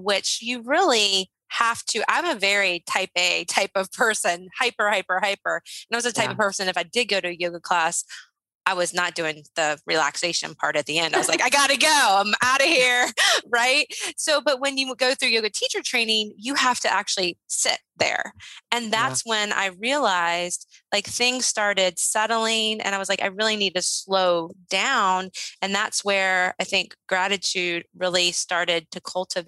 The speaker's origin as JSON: {"language": "English", "area": "Shenandoah Valley", "region": "Virginia", "country": "United States", "tie": "born or raised there", "said": "I grew up in the Shenandoah Valley"}